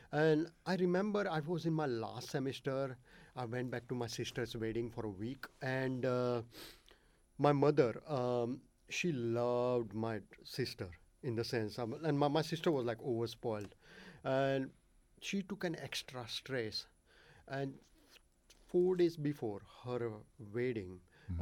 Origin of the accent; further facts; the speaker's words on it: Ahmedabad, Gujarat, India; first language Gujarati; English is a second language; moved away; I was born in India um, in a seventh biggest city called Ahmedabad